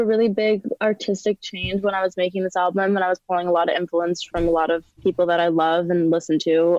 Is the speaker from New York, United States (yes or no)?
yes; Long Island, New York, United States; New York.